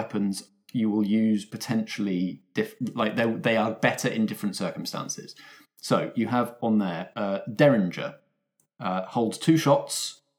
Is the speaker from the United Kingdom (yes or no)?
yes; United Kingdom; Obviously, we are British people